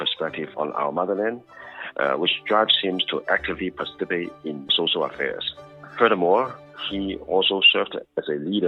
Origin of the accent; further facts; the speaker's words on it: Hong Kong; first language Cantonese; English is a second language; I was born and raised in Hong Kong